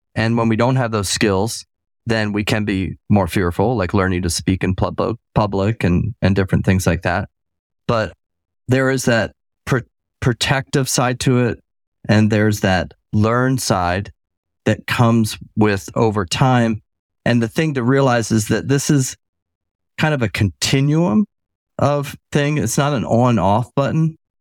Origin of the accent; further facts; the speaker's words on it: Tampa, Florida, United States; also born or lived in Michigan; now in Southeast Georgia, United States; growing up in Tampa as a kid